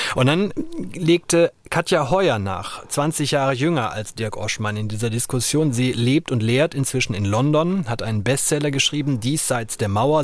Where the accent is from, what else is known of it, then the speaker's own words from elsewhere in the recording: Germany; ich als Westdeutscher sagen kann, mit allem, wie ich aufgewachsen bin